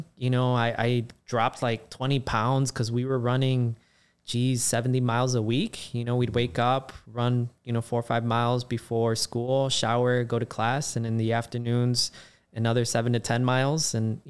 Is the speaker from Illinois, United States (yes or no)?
yes; Chicago, Illinois, United States; Born and raised in Chicago, Southsider, you know, Little Village to Gage Park. And then after elementary school, parents moved us out to Southwest suburbs, went to a high school called Lincoln Way.